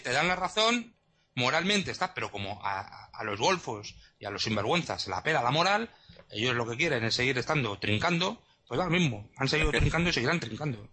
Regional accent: Spain; moved away; ahora como no estoy en España, pues no soy ciudadano en este momento español

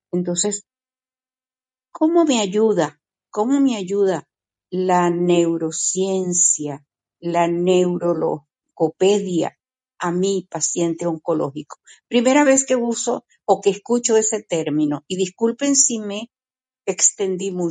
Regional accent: Venezuela; now in Portugal; Normalmente en mi país, yo soy venezolana, normalmente eh, allí los médicos sí llaman paciente a la persona que, están atendiendo

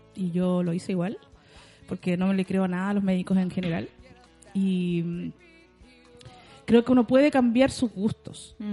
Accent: Santiago, Santiago Metropolitan Region, Chile; also born or lived in La Victoria, Santiago / Maipú, Santiago; yo nací en El Salto, en, ah. en Conchalí. Después viví en La Victoria muchos años, mi mamá se cambiaba mucho de casa

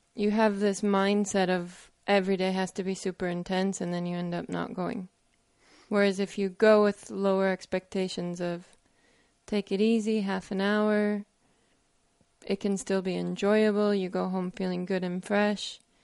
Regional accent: United States; I'm American

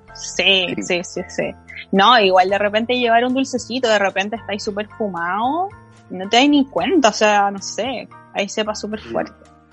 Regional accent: Chile; Somos todos compatriotas chilenos

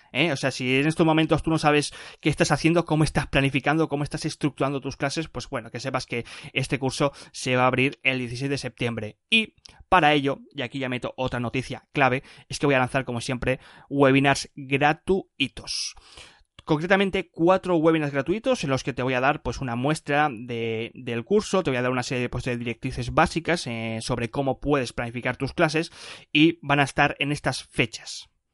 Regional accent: Barcelona, Catalonia, Spain; moved away as an adult; also born or lived in France / Sarajevo; He vuelto a casita, a Barcelona.

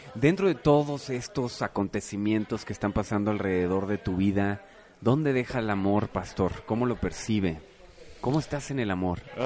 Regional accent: Mexico; nosotros como mexicanos

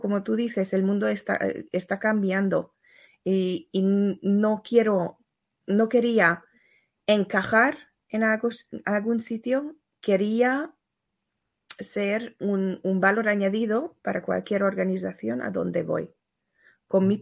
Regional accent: Hungary; moved away; vengo de Hungría

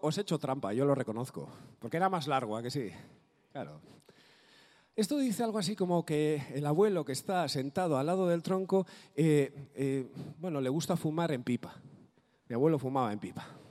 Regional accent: Maruri, Basque Country, Spain; first language Basque; Spanish is a second language; also born or lived in Bilbao; allí en Maruri, de donde yo soy, de un pueblecito

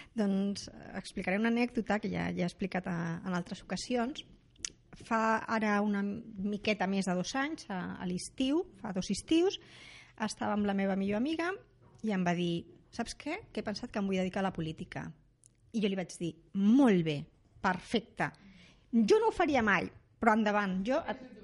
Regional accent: Rubí, Catalonia, Spain; jo sóc de Rubí

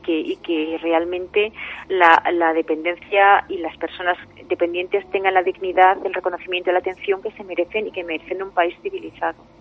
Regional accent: Castellón de la Plana, Valencian Community, Spain; yo soy de Castellón

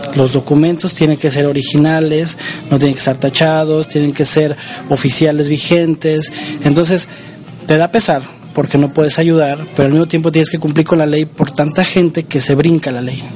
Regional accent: Mexico; moved away; los mexicanos somos los mexicanos

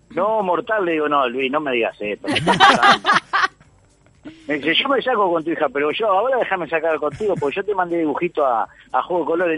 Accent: Uruguay; moved away as an adult; now in Argentina; mi ciudad? Donde yo nací, donde me crié

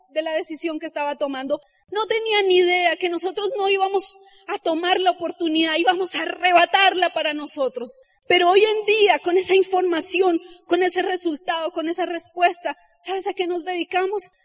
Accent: Colombia; Yo salí de Ciudad Bolívar

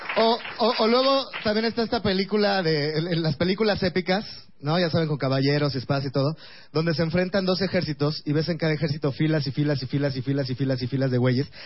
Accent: Mexico City, Mexico; soy de Iztapalapa

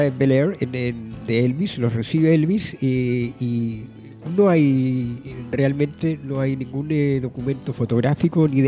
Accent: Valparaíso, Chile; mi ciudad natal, sí.

